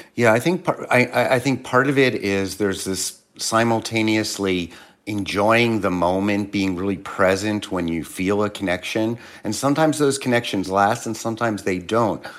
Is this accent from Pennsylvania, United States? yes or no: yes; Philadelphia, Pennsylvania, United States; moved away; I'm originally from Philly